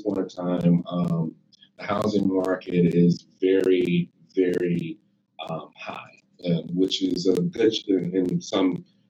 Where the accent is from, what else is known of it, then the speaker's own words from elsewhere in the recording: Gary, Indiana, United States; now in Indianapolis, United States; Indianapolis. I've been there off and on for about 13 years. I'm originally from Gary, Indiana